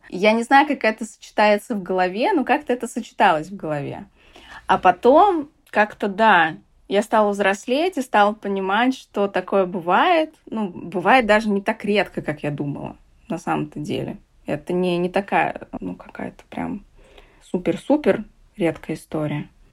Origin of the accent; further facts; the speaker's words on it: Saratov, Saratov Oblast, Russia; я из Саратова